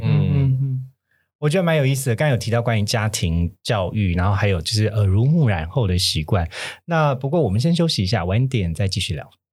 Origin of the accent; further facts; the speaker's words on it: Kaohsiung, Taiwan; 我是高雄人